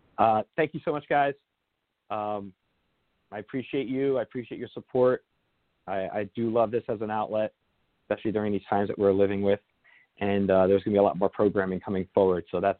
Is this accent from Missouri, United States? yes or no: no; New Jersey, United States; I'm from New Jersey originally. A lot of people I know up there are suffering really badly.